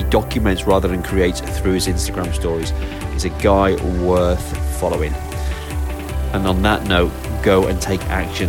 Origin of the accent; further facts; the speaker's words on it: Manchester, North West England, United Kingdom; I'm originally from Manchester.